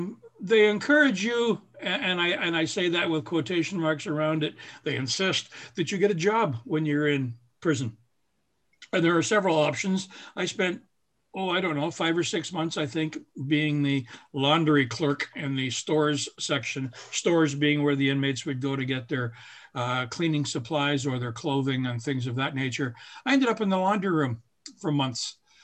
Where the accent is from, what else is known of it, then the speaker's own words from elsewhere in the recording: Barrie, Ontario, Canada; also born or lived in Huntsville / Midland / Orangeville; I spent the first 12 years of my life in Barrie. Actually, I was born in Huntsville, and we moved from there when I was 3 weeks old, I'm told. I don't remember. I spent the first 12 years of my life in Barrie.